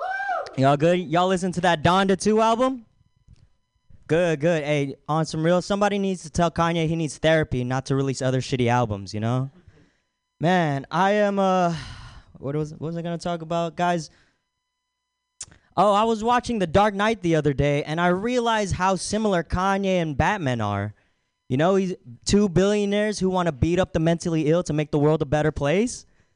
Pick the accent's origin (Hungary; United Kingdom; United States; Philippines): Philippines; I'm aghast. I'm fucking Filipino. But he doesn't know that.